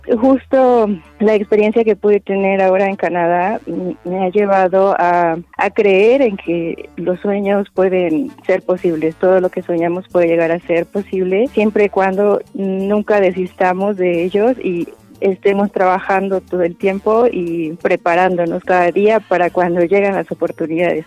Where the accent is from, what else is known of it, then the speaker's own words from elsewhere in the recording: Querétaro, Mexico; Soy originaria de Querétaro y nací el 9 de junio de 1990